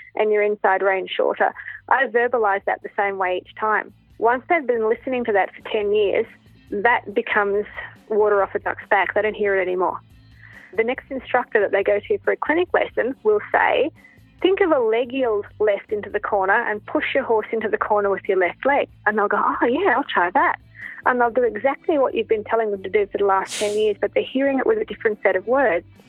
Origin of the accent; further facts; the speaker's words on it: Canberra, Australian Capital Territory, Australia; also born or lived in New Zealand; I was born in Canberra and raised in Canberra. I've been here now for 45 out of the 47 years, the other two being in New Zealand.